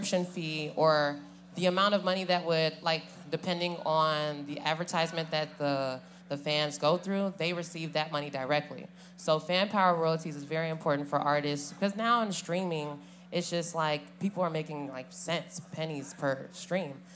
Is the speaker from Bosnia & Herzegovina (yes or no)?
no; Cameroon; moved away as an adult; now in Los Angeles, United States; I'm originally from Cameroon, West Africa. I live in LA, been there the last 6 years.